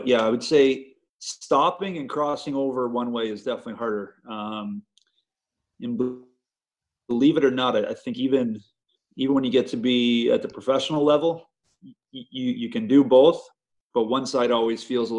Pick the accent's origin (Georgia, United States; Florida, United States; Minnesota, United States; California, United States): California, United States; especially growing up in California.